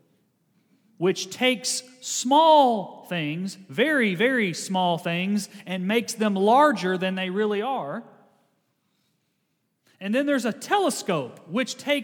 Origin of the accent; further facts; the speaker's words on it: Kentucky, United States; I'm from Kentucky